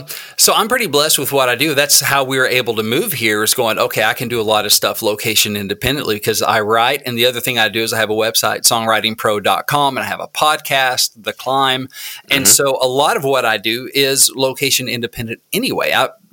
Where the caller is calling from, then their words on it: Southwest Missouri, United States; also born or lived in Nashville, Tennessee; I am actually calling from Southwest Missouri. I split time between here and Nashville. And thanks to COVID, it's been a while since I've been back to Nashville. So I am in Southwest Missouri.